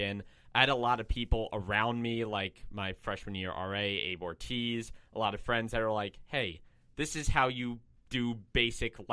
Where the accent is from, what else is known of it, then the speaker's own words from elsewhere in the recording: Cranbury, New Jersey, United States; moved away as an adult; now in Milwaukee, United States; I'm from Cranberry, New Jersey, but Milwaukee, Wisconsin's become my second home.